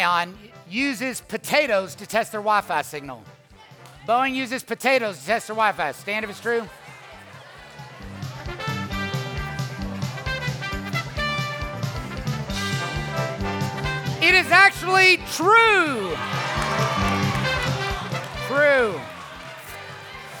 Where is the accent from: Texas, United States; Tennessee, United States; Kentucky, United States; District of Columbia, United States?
Kentucky, United States; Louisville; moved away as an adult; now in Atlanta, United States; Born and raised in Louisville, Kentucky